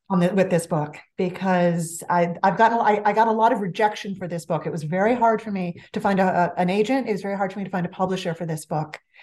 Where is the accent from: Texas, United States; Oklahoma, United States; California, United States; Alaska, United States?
California, United States; Los Angeles; accent: valley girl; I grew up in the San Fernando Valley of Los Angeles, born and bred